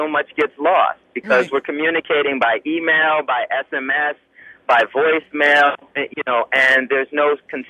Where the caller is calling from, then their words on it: New York City, New York, United States; I'm calling from New York City.